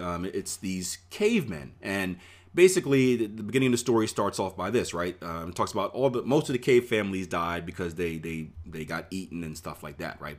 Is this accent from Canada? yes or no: no; Philadelphia, Pennsylvania, United States; I grew up in Philadelphia, P